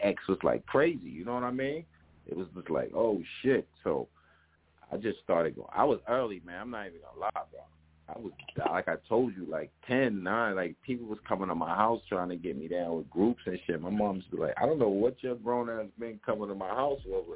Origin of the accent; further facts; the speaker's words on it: New York City, New York, United States; also born or lived in the Bronx; I was born in Harlem